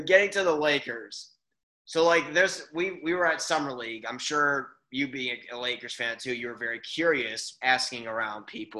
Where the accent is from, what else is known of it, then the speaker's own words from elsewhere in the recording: Highland Park, Illinois, United States; I'm from Highland Park.